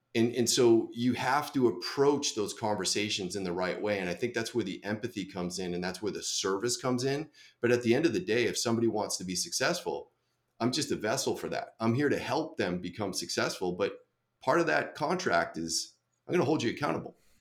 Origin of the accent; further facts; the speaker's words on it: Boston, Massachusetts, United States; I grew up in Boston